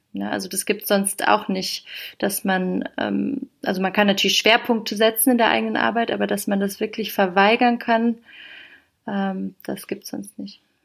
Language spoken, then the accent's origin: German; Heidelberg, Baden-Württemberg, Germany; moved away as an adult; now in Berlin, Germany; ich komme ursprünglich aus Heidelberg